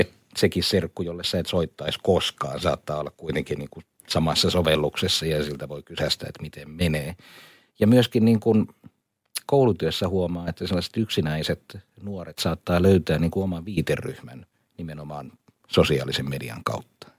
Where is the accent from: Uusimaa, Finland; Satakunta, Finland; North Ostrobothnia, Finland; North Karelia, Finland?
North Ostrobothnia, Finland; Kuusamo; moved away; also born or lived in Laitila; mä olen niin kun asunut mummolassani niin. Kuusamossa